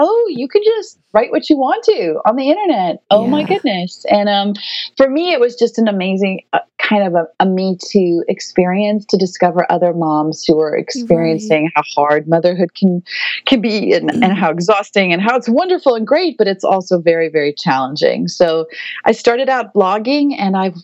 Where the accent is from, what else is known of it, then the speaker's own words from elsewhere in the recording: South Africa; moved away as an adult; now in United States; I will always be South African. My whole family is there still. We're not a missionary family. We're South African.